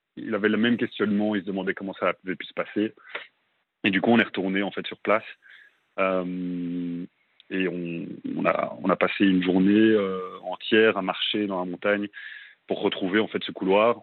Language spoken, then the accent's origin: French; Belgium; moved away as an adult; also born or lived in Brussels, Belgium; now in Melbourne, Australia; je suis, je suis à Bruxelles, en Belgique. Je suis belge.